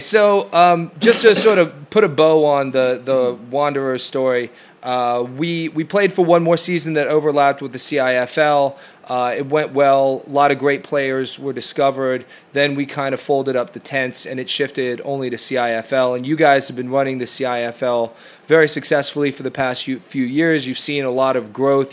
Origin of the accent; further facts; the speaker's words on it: United States; moved away as an adult; the sort of soccer environment that I grew up in in the United States